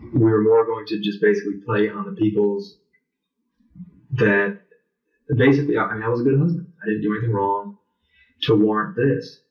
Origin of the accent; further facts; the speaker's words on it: United States; my father was Italian, my mother's Irish and German. I'm American